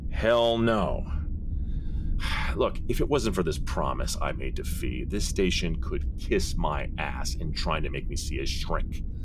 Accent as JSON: {"language": "English", "town": "Brooklyn", "region": "New York", "country": "United States", "tie": "born or raised there", "said": "I grew up in Brooklyn, so our booze selection was either Italian Bucco or Manischewitz."}